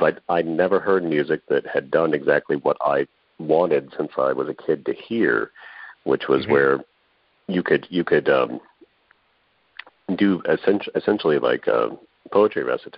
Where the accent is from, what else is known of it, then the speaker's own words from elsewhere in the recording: San Antonio, Texas, United States; moved away; I grew up in San Antonio